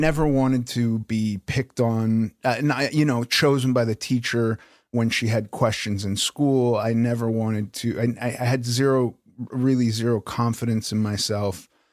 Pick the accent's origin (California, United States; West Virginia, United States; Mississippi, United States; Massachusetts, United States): California, United States; Los Angeles; I grew up in Los Angeles